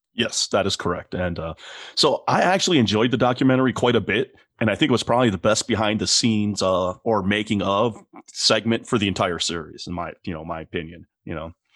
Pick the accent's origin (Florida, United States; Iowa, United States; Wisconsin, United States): Wisconsin, United States; Milwaukee; I'm from Milwaukee.